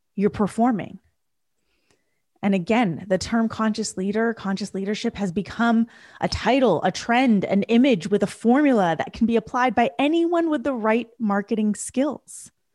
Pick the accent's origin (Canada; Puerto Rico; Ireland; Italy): Canada; I was raised in Canada. My parents were raised in India.